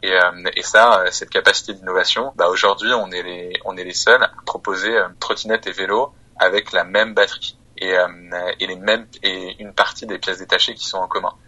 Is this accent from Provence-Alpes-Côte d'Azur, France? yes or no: no; Auvergne-Rhône-Alpes, France; moved away as an adult; also born or lived in Seine-Saint-Denis / Menton / Lyon; now in Paris, France; je suis né dans le 93. Mhm. mes deux parents sont policiers. Après, on a habité quelques temps à Menton. Ensuite, j'ai grandi en Auvergne